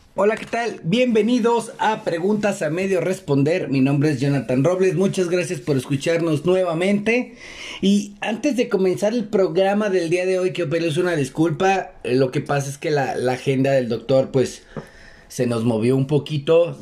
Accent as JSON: {"language": "Spanish", "country": "Mexico", "said": "nosotros tenemos la costumbre como buenos mexicanos"}